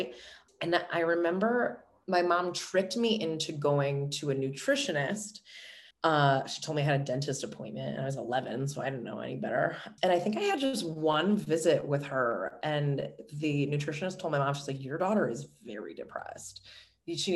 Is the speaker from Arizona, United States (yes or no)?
no; Orchard Park, New York, United States; I was born and raised in Buffalo. I grew up in Orchard Park, obviously, which is a small suburb just outside of the city of Buffalo